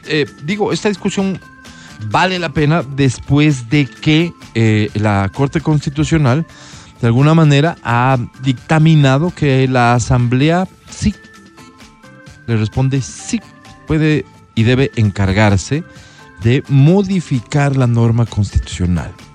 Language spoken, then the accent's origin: Spanish; Ecuador; Soy ecuatoriano